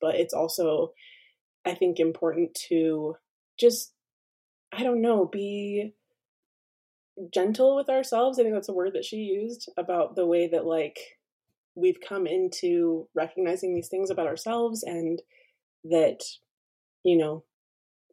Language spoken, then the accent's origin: English; Orem, Utah, United States; I am a second generation Mexican American, born and raised in Orem, Utah